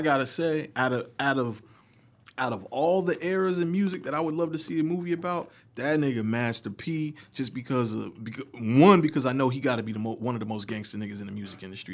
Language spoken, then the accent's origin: English; East Coast, United States; I'm from the East Coast